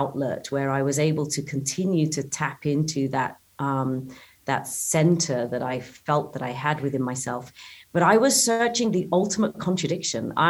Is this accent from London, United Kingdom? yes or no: no; Cambridgeshire, East of England, United Kingdom; moved away as an adult; also born or lived in Italy; I did have the privilege of growing up in the English countryside of Cambridgeshire